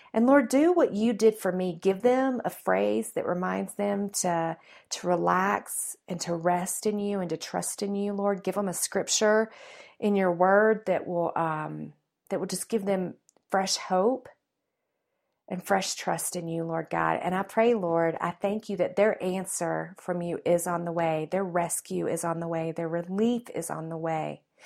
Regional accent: the South, United States; accent: Southern; my Southern roots. I was raised in the South

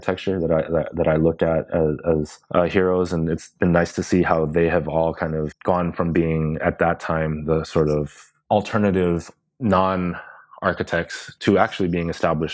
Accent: United States; also born or lived in London; now in Los Angeles, United States; an Asian American

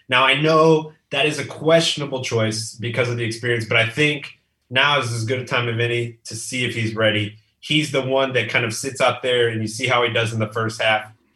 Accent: Texas, United States; now in McAllen, United States; I'm from Texas. I live in South South Texas now. I'm in, in McAllen, close to the border.

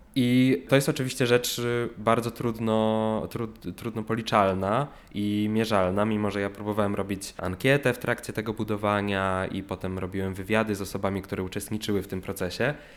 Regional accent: Olsztyn, Warmian-Masurian Voivodeship, Poland; moved away as an adult; now in Warsaw, Poland; w mieście, które nie jest moim miastem y, rodzinnym, bo ja pochodzę z Olsztyna i przeprowadziłem się tutaj na studia

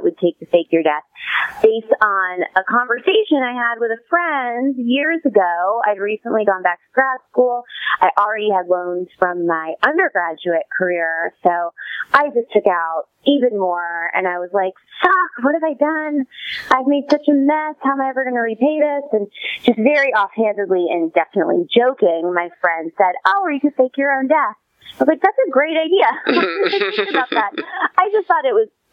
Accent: Worcester, Massachusetts, United States; moved away; I grew up in Worcester, Massachusetts, kind of the armpit of New England, but a great place to leave and also a great place to return

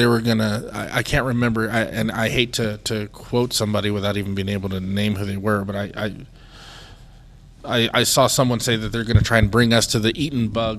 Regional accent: California, United States; moved away; You know, I grew up in California.

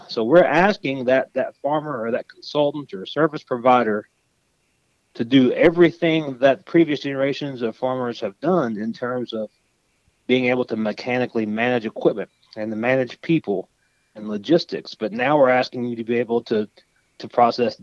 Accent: Kentucky, United States; moved away as an adult; also born or lived in Auburn, Alabama / Mississippi; now in North Carolina, United States; I grew up in Kentucky, which is not a cotton-producing state

